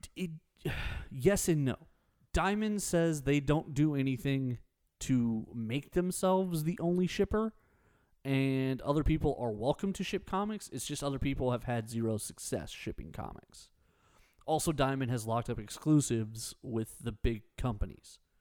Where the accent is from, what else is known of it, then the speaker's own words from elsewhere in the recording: Texas, United States; I'm very Texan.